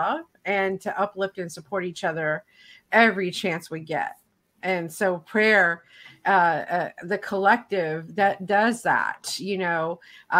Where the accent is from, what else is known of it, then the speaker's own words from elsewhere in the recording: Tennessee, United States; I grew up in the South of the United States. And so that's considered the buckle of the Bible Belt area, so to speak, where I in Tennessee